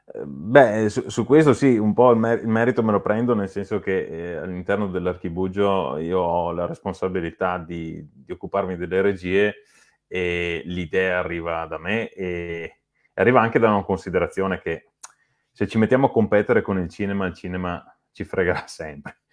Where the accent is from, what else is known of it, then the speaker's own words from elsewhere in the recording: Lonigo, Veneto, Italy; noi siamo di Lonigo